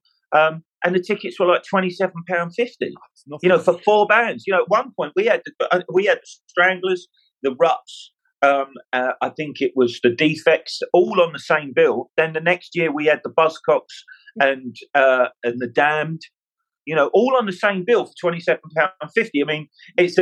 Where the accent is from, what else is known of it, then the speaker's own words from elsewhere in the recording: London, United Kingdom; I was born in Fulham in London